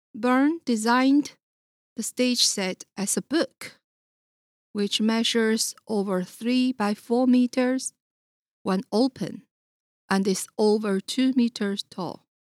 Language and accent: English; Beijing, China; moved away; I was born in Beijing, China